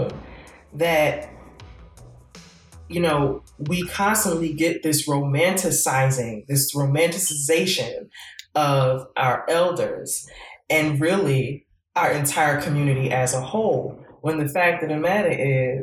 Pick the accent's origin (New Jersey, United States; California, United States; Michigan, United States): New Jersey, United States; Newark; we're both from Newark